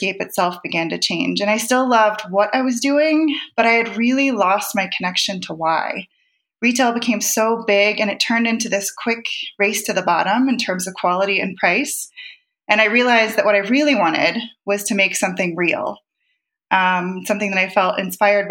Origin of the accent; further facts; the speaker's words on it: Ohio, United States; moved away as an adult; now in Montana, United States; I grew up in Ohio